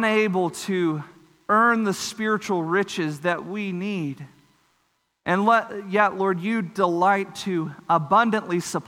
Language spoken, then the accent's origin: English; Texas Panhandle, United States; I grew up in the Texas Panhandle.